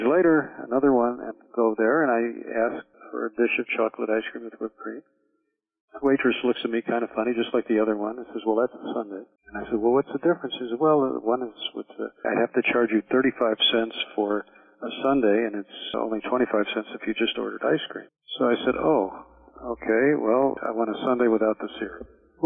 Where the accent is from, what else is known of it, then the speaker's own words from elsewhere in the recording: Chicago, Illinois, United States; moved away as an adult; also born or lived in New York / Miami, Florida; I'm from Chicago originally.